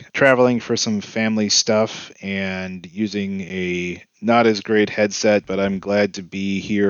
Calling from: Cleveland, Ohio, United States; It's me. I'm in here from Cleveland.

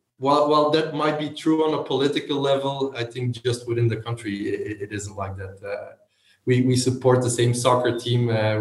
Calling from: Leuven, Flanders, Belgium; I'm calling in from Leuven in Belgium.

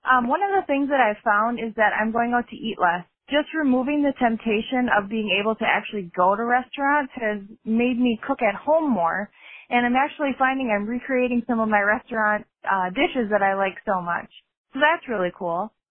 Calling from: Wisconsin, United States; I'm calling from Wisconsin

